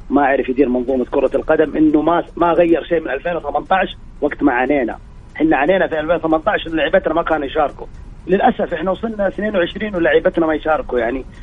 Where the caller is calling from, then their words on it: Jeddah, Makkah Province, Saudi Arabia; جدة إيه